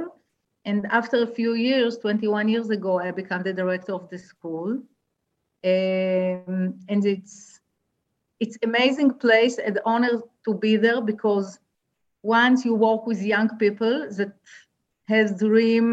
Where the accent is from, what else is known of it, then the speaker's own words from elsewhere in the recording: near Haifa, Haifa District, Israel; I am Israeli. I was born in a kibbutz. I grew up next to Haifa